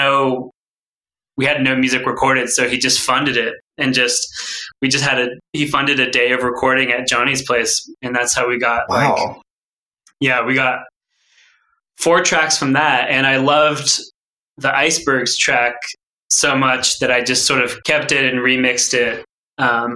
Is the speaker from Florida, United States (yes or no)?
no; Woodinville, Washington, United States; I grew up in Woodinville